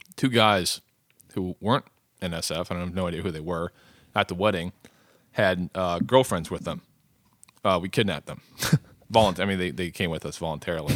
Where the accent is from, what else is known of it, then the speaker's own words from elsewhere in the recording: United States; as an American male, uh, you know, a young, able-bodied American male